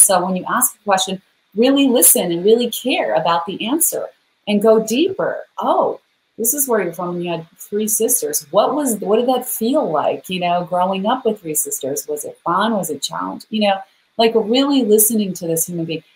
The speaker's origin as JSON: {"language": "English", "region": "Idaho", "country": "United States", "tie": "born or raised there", "said": "I'm a girl from Idaho."}